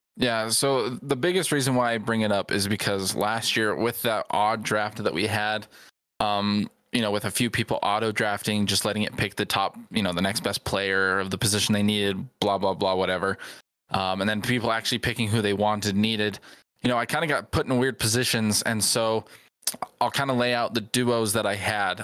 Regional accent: Southern California, United States; growing up where I grew up in Southern California

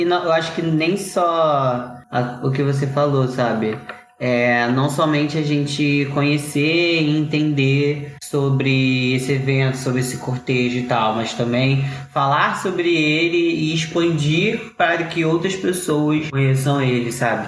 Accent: Rio de Janeiro, Brazil; como bons cariocas que nós somos

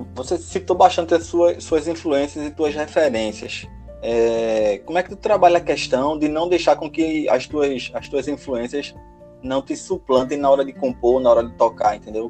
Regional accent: Recife, Pernambuco, Brazil; eu sou da Zona Norte de Recife

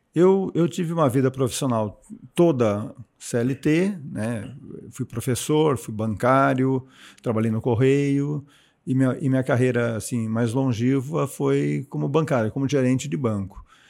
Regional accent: São Paulo, Brazil; moved away as an adult; also born or lived in Caraguatatuba; now in Jundiaí, Brazil; é, sou oriundo de São Paulo, capital, a vida inteira em São Paulo. Minto, a vida inteira não. É, nascido em São Paulo, mas morei um período em Caraguatatuba

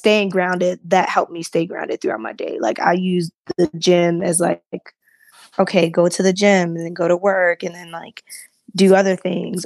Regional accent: Baltimore, Maryland, United States; my pastor that I grew up with in Baltimore

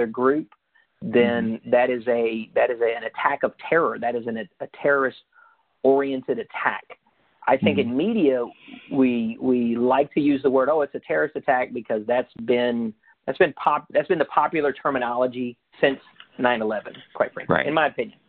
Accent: Eatonton, Georgia, United States; also born or lived in Lubbock, Texas; I was born in Lubbock, Texas. I grew up in Eatonton, Georgia. I lived most of my life in Central Georgia

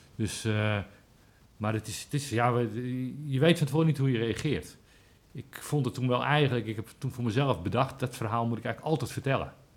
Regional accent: Amsterdam, North Holland, Netherlands; now in Aalsmeer, Netherlands; Ik kom zelf uit Amsterdam

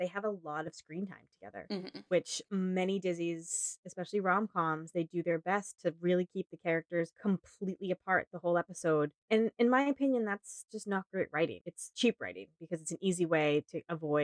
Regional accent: United States; I'm an American

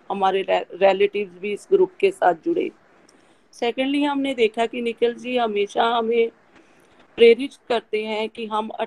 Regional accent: Batala, Punjab, India; मैं बटाला से बिलोंग करती हूँ

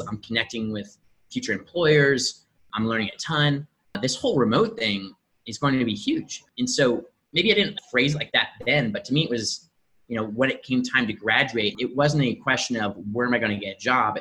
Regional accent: Indianapolis, Indiana, United States; also born or lived in Medellin, Colombia; born and raised in Indianapolis, Indiana

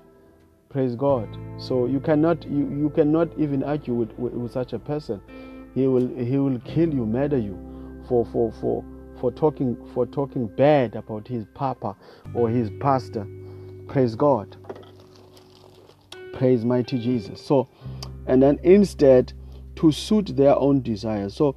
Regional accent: South Africa; I come from South Africa

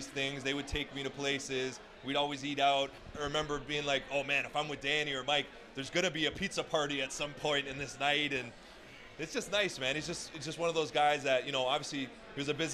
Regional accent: Toronto, Ontario, Canada; born or raised there; also born or lived in Vancouver

